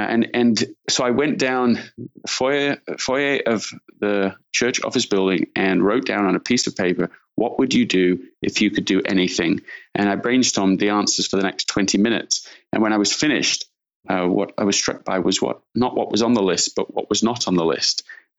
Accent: Leeds, Yorkshire and the Humber, United Kingdom; also born or lived in London; Yeah, I'm from London, England originally, and grew up in Leeds in Yorkshire in the north of England.

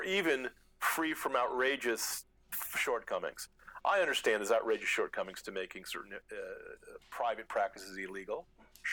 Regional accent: United States; being an American

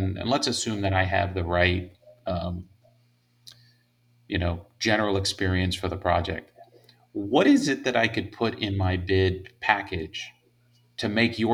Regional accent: Miami, Florida, United States; I was born and raised in Miami

